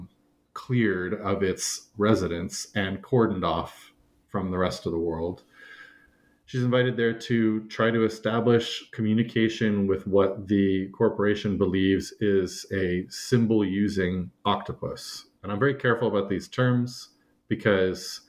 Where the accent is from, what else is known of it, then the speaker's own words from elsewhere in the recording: California, United States; moved away as an adult; also born or lived in Turkmenistan; I grew up in California, and I pretty solidly grew up in one place